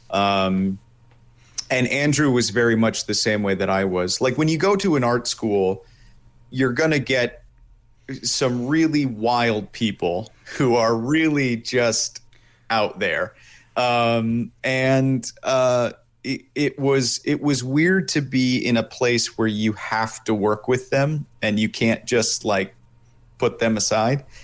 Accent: Italy; born there; also born or lived in Japan; I was actually born in Italy, and oh. then yeah, so two uh, American parents, but I was born in Italy, and then I spent time living in Japan.

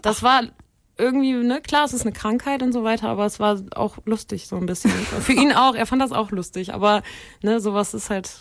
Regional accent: Cologne, North Rhine-Westphalia, Germany; ich als Kölnerin

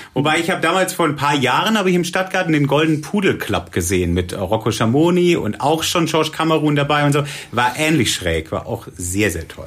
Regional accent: Southern Germany, Germany; moved away as an adult; also born or lived in Cologne / Bonn; Ich komme eigentlich aus Süddeutschland und bin nach Köln gezogen und äh, habe hier Zivi gemacht

